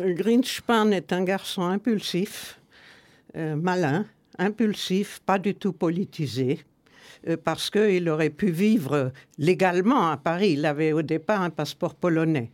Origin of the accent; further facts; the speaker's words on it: Nuremberg, Bavaria, Germany; je suis né à Nuremberg, une des pires villes d'Allemagne. Et nous habitions en face du plus vieux journal social-démocrate allemand